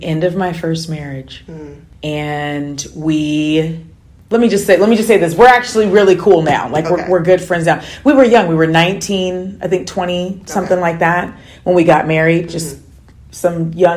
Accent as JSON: {"language": "English", "town": "Seattle", "region": "Washington", "country": "United States", "tie": "born or raised there", "said": "I am from Seattle, born and raised"}